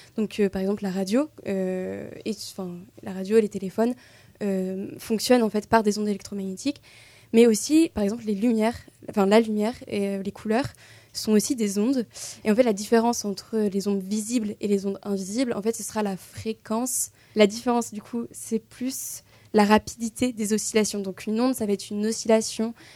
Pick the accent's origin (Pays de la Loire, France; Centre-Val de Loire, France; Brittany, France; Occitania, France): Centre-Val de Loire, France; Tours; je viens euh, de Tours, euh, donc voilà, petit retour aux sources